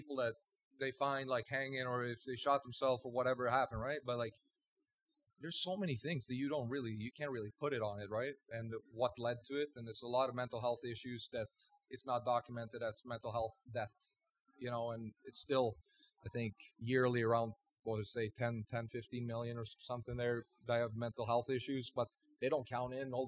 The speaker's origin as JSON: {"language": "English", "country": "Sweden", "moved": "yes", "lives_now": "Las Vegas, United States", "said": "I'm from Sweden"}